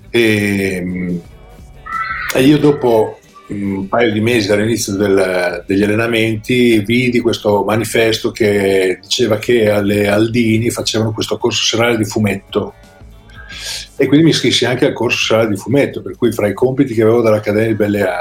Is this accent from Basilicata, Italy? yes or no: no; Modena, Emilia-Romagna, Italy; Anche perché io sono di Modena e a Modena la pallacanestro non è molto, molto considerata.